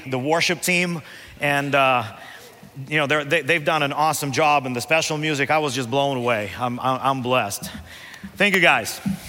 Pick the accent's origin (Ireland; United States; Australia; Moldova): Moldova; I am from Moldova